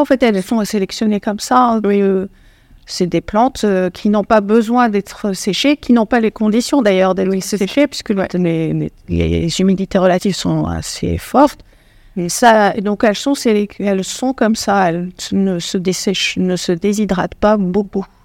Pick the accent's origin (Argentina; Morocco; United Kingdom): Morocco; moved away as an adult; now in France; moi, je suis marocaine, franco-marocaine, et j'ai fait ma maîtrise au Maroc